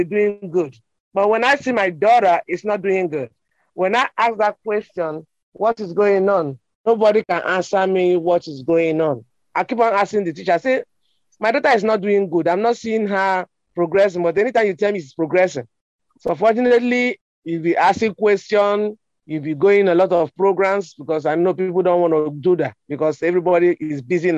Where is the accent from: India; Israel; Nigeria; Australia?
Nigeria; moved away as an adult; now in New York City, United States; I was born in Nigeria. I grew up in Nigeria, but I come here when I'm 19 years old